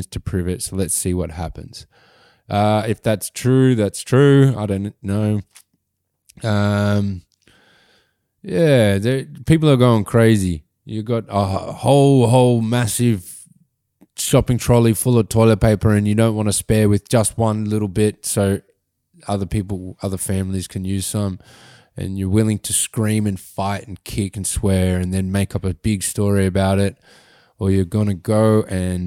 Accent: Sydney, New South Wales, Australia; also born or lived in Gosford; I actually grew up there

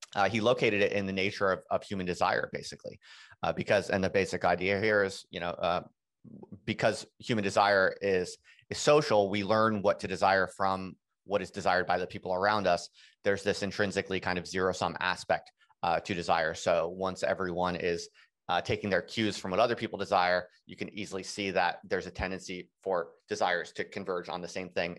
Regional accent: United States; moved away as an adult; also born or lived in England; I'm an American, and, uh, my wife's an American, and we had moved to England just to, to do the job

